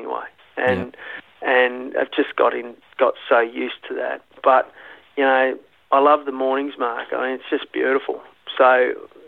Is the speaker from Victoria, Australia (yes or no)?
no; Broken Hill, New South Wales, Australia; I was born in Broken Hill, but come off the sheep and cattle station up there